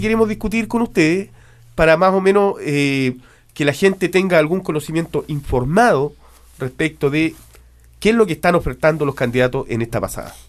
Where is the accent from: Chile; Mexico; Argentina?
Chile; moved away; nos afecta como chilenos